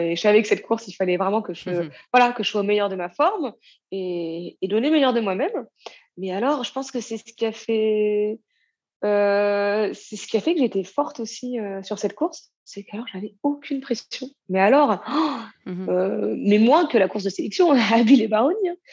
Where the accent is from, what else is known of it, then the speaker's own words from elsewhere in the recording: Normandy, France; je viens de Normandie